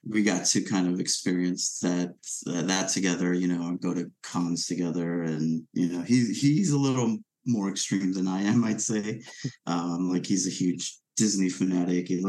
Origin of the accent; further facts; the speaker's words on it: Venezuela; moved away; I grew up in Venezuela